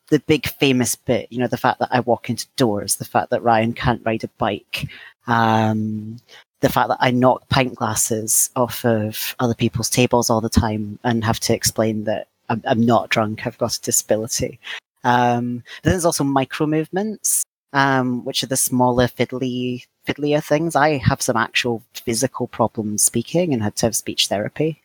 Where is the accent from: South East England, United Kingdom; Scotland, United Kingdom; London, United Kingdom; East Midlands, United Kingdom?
Scotland, United Kingdom; now in England, United Kingdom; I'm a Scottish trans man living in England